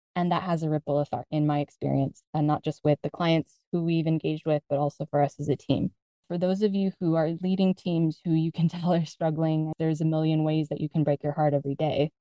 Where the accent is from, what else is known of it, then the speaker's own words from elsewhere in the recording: United States; moved away as an adult; now in Spain; I'm originally from the United States. My parents are originally from the Philippines